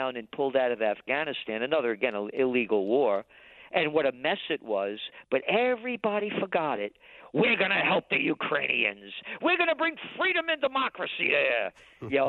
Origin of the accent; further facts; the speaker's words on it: United States; I'm an American